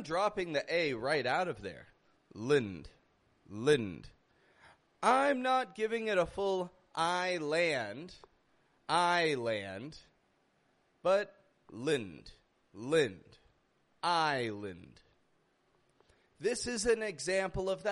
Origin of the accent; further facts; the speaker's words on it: Canada; now in Mexico; I come from Canada. I live in Mexico